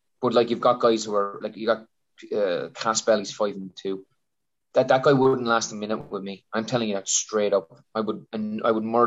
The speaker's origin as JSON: {"language": "English", "area": "County Wexford", "region": "Leinster", "country": "Ireland", "said": "I'm a guy from County Wexford where there is no MMA gyms"}